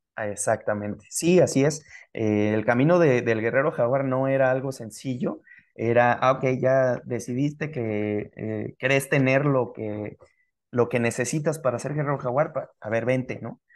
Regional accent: Mexico; los mexicanos que somos, originarios de acá

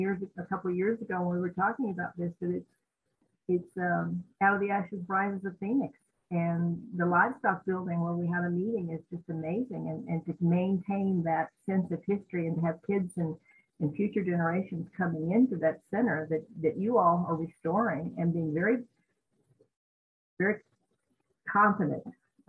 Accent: Denver, Colorado, United States; I was born in Denver, and it was a much smaller town back then.

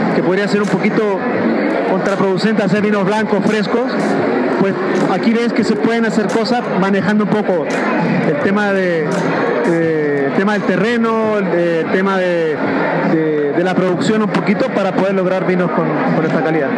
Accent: Chile; moved away as an adult; now in Mexico; vengo de afuera, soy etnólogo chileno, este, estudio en Chile

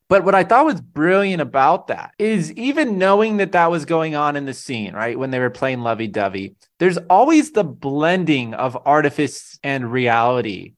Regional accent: California, United States; as a Californian

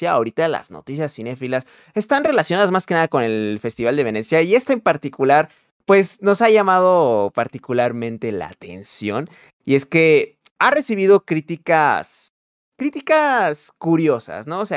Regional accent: Mexico; no soy de Dinamarca, no soy europeo, pues entonces al ser mexicano como que me ven una persona pretenciosa.

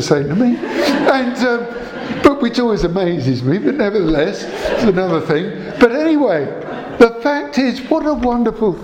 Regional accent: Croydon, London, United Kingdom; I come from Selsdon, South Croydon

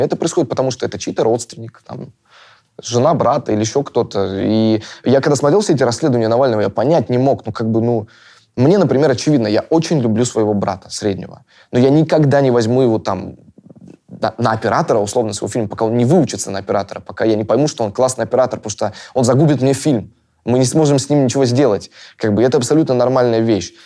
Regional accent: Russia; я россиянин

